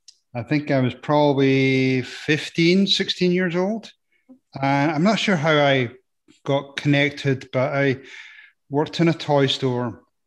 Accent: Scotland, United Kingdom; I am. I was going to try and put people off and say I'm from Nebraska, but I think they would find out quick enough.

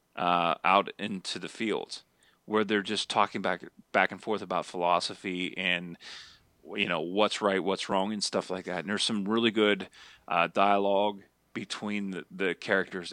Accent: Altoona, Pennsylvania, United States; born or raised there

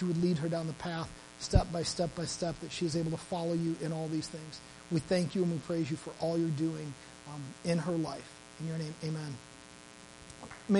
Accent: Midwest, United States; moved away; I'm from the Midwest and we do everything over food there

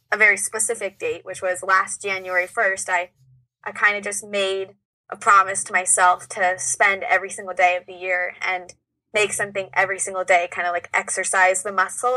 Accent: Orange County, California, United States; I am from about an hour away in Orange County.

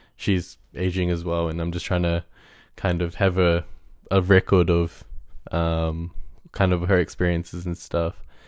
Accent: Auckland, New Zealand; in primary school, like, I went to a school in South Auckland

